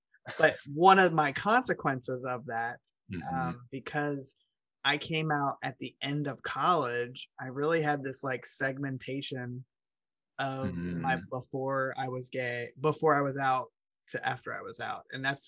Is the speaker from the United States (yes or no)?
yes; Cincinnati, Ohio, United States; moved away as an adult; now in Louisville, United States; No, I'm from Cincinnati, Ohio. Ohio side. And then I moved to Louisville.